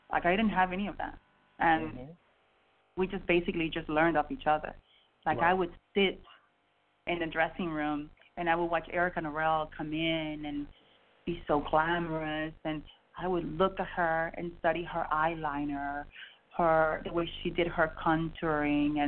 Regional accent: Miami, Florida, United States; I was raised in Miami

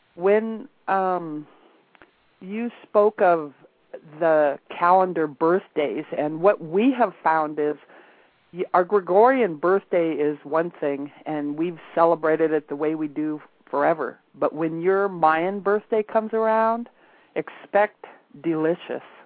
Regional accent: Montana, United States; moved away; also born or lived in Alaska; I happened to be back in Montana, which is where I was born and raised.

